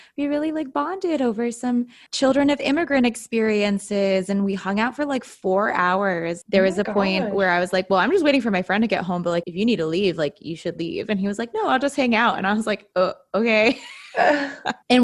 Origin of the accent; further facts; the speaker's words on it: Utah, United States; growing up in Utah